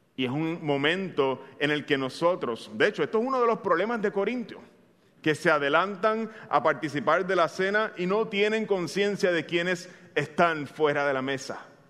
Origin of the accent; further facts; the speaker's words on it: Bayamón, Puerto Rico; Yo soy un bayamonés, eh, ya algunos de ustedes lo saben, soy de Bayamón de corazón